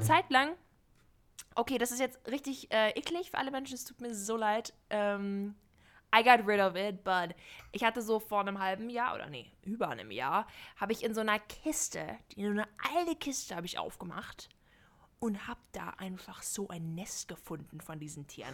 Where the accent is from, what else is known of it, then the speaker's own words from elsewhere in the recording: Shanghai, China; moved away; ich bin in Shanghai aufgewachsen